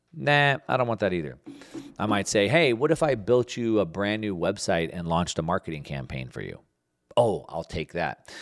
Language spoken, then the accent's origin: English; United States; As an American patriot